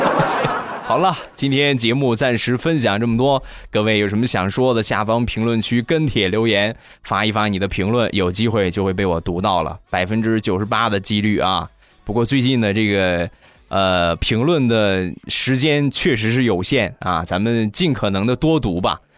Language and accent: Chinese; Rizhao, Shandong, China; 我们家乡的特产，日照绿茶